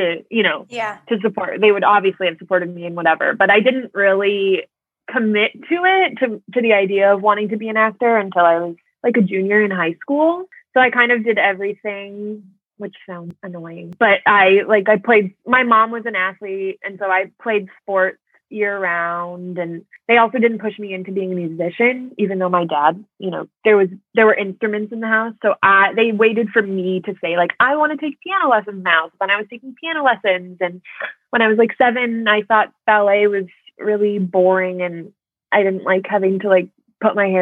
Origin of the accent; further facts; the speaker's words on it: Minneapolis, Minnesota, United States; moved away as an adult; now in Chicago, United States; I am originally from Minneapolis, Minnesota. That is where I grew up. Currently, I'm in Chicago, Illinois.